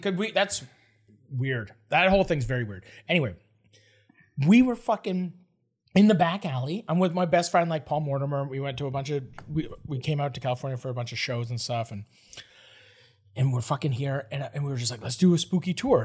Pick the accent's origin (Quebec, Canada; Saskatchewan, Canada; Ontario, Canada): Ontario, Canada; Toronto; I'm from Toronto.